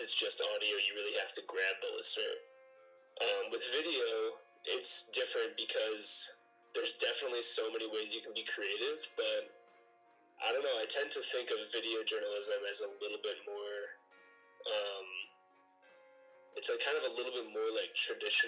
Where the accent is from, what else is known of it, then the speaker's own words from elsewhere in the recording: Louisville, Kentucky, United States; I'm from Louisville, Kentucky